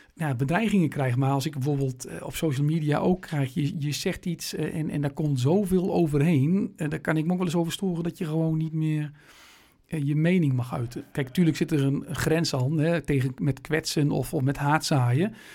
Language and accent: Dutch; Meppel, Drenthe, Netherlands; als Noorderlingen in Meppel